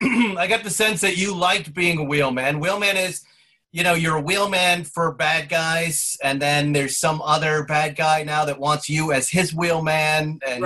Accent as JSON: {"language": "English", "town": "Fall River", "region": "Massachusetts", "country": "United States", "tie": "born or raised there", "said": "Hey, that's where I'm born. I was born there, yeah, at Union Hospital."}